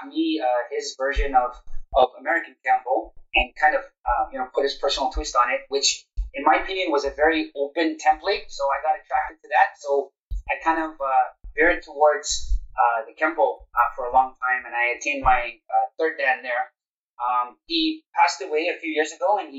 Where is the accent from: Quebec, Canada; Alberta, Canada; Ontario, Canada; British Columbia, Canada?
Ontario, Canada; Toronto; also born or lived in Stouffville, Canada; I'm born and raised in Toronto, Canada.